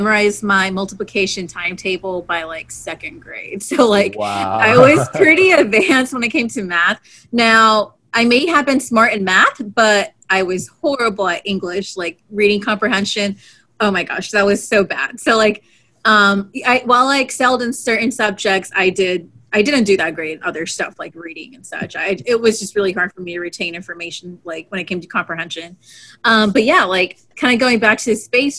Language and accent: English; Houston, Texas, United States; growing up in Houston, Texas, I had NASA Johnson Space Center practically